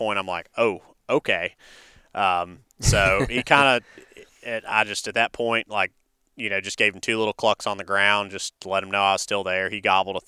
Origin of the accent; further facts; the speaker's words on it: North Carolina, United States; now in Alabama, United States; I'm originally from North Carolina, and we have a farm there